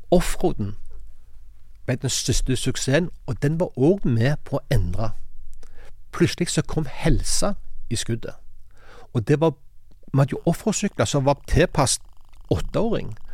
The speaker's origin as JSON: {"language": "Norwegian", "town": "Sandnes", "region": "Rogaland", "country": "Norway", "said": "Jeg kommer fra Hana utenfor Sandnes"}